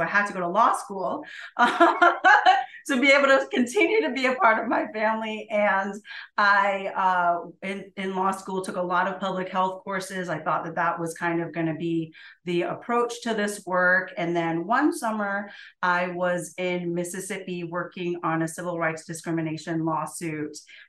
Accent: Jamaica; I'm an immigrant from Jamaica. My mother is Chinese Jamaican.

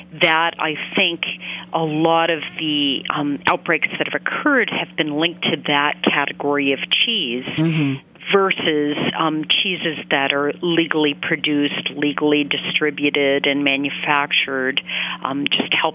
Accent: Maine, United States; I grew up in Maine

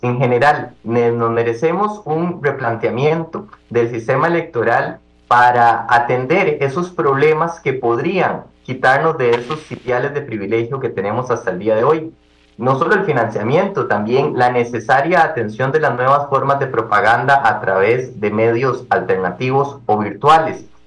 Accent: Costa Rica; diputados como costarricenses, que somos todos

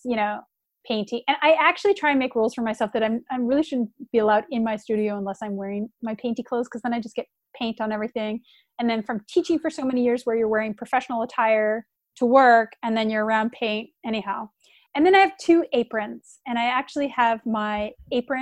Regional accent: Canada; I'm Canadian

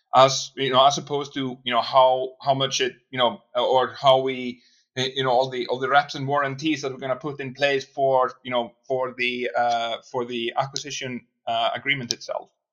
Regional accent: Iceland; also born or lived in Boston; now in Reykjavik, Iceland; I'm from Iceland. That's where I'm brought up.

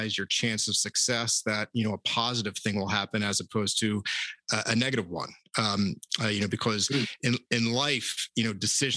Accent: Philadelphia, Pennsylvania, United States; a young sports fan born and raised in Philadelphia

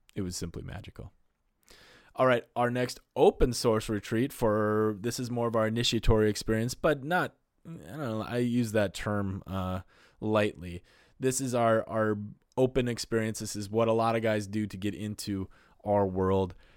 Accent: North Dakota, United States; I'm from North Dakota in the Midwest

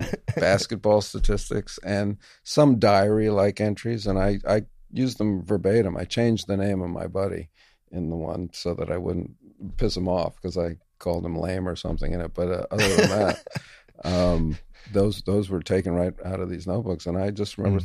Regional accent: New York City, New York, United States; a kid growing up in New York City

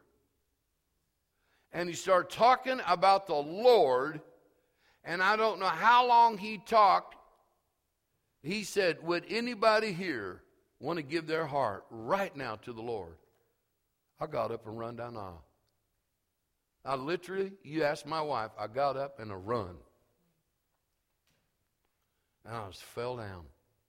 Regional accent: St. Joseph, Missouri, United States; moved away; also born or lived in Elwood / Topeka, Kansas; I was from St. Joseph

